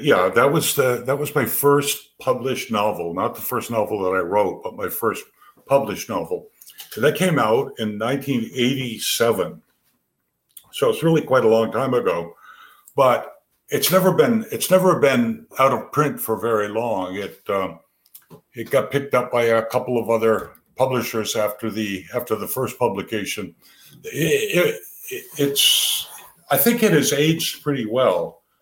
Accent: Chester, Vermont, United States; two boys growing up in Chester

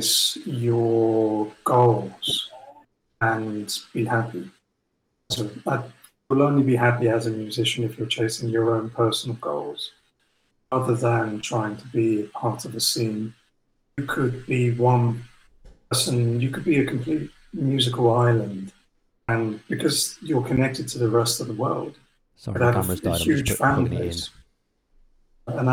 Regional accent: England, United Kingdom; touring as an English band in North America

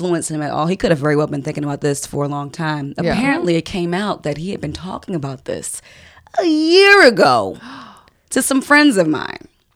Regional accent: D.C. area, Maryland, United States; moved away; also born or lived in Washington, D.C.; We're both from Maryland, D.C. area.

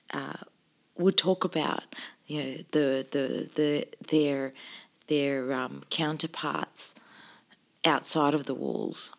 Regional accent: Sydney, New South Wales, Australia; also born or lived in Cairo, Egypt / Albury-Wodonga; that I'd been growing up in Australia

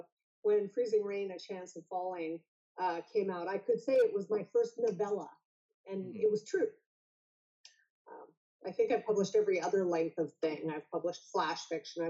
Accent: Alberta, Canada; also born or lived in Vancouver; now in Toronto, Canada; I grew up in Alberta, which is very cold and very snowy, in the north, in fact

